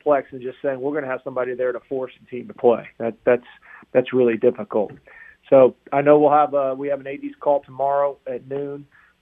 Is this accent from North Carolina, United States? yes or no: yes; Chapel Hill, North Carolina, United States; I grew up in Chapel Hill, right down the road